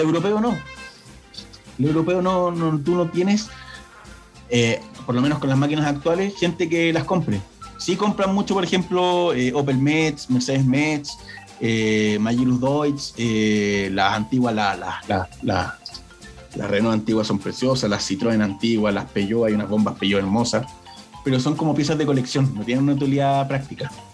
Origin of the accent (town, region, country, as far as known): Chile